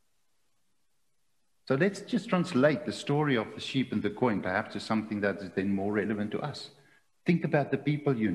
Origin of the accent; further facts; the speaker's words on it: South Africa; as a South African